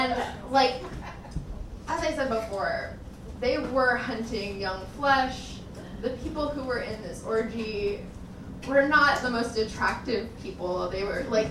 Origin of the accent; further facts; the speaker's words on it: El Paso, Texas, United States; I grew up in El Paso, Texas